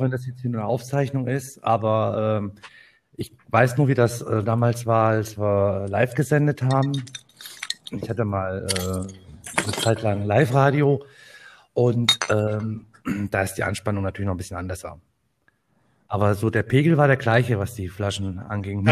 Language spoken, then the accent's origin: German; Kassel, Hesse, Germany; ich komme aus dem schönen Hessen, aus dem schönen Nordhessen, bin geboren in Kassel